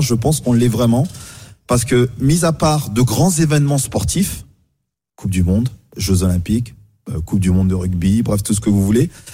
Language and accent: French; France; chez nous en France